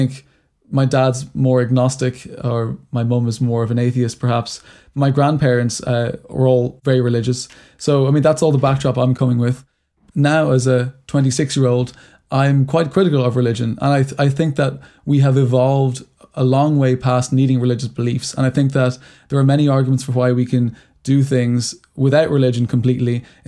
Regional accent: Ireland; growing up in Ireland, it was a very religious country until very recently

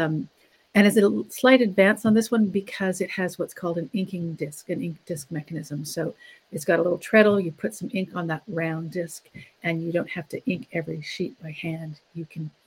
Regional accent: Ontario, Canada; moved away; I grew up in Ontario, and a lot of the wood type I have is from the newspaper in my hometown

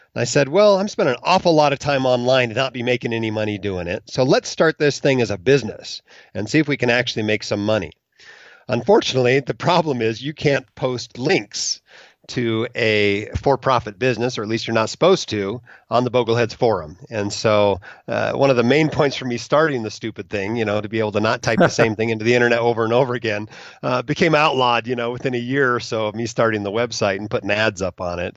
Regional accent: Alaska, United States; moved away as an adult; also born or lived in Utah; I went from Alaska, where I grew up, to Utah, where I went to Brigham Young University

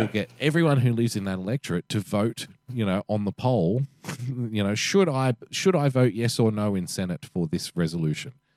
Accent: Sydney, New South Wales, Australia; being an Australian male from Western Sydney

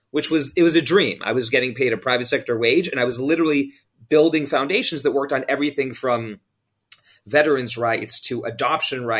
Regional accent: London, United Kingdom; also born or lived in Hong Kong; I was born in Asia, actually in Hong Kong, lived there for a few years, then moved to London, England, where I grew up as a young man.

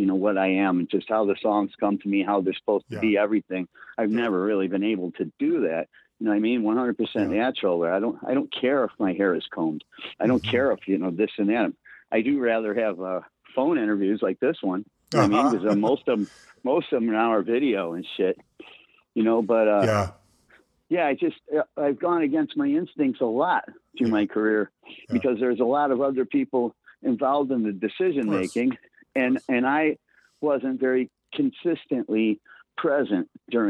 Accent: Blue Island, Illinois, United States; From Blue Island

